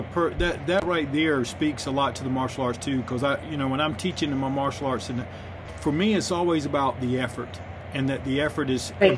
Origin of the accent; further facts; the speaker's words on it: North Carolina, United States; I'm from North Carolina.